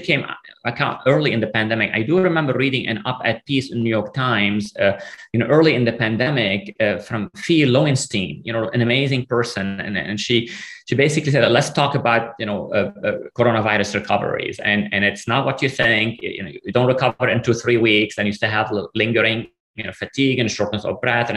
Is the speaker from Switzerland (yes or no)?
no; Lebanon; moved away; I came from Lebanon, you know, from a sort of a, a country, there's a war. I mean, I grew up in the middle of the civil war